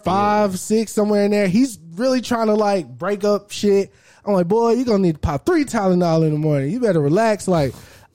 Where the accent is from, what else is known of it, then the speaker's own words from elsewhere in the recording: Texas, United States; I'm from Texas